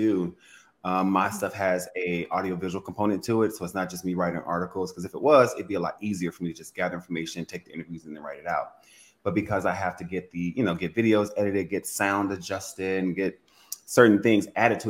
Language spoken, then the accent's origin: English; Louisiana, United States; Well, I'm from Louisiana. I'm from a very Southern conservative background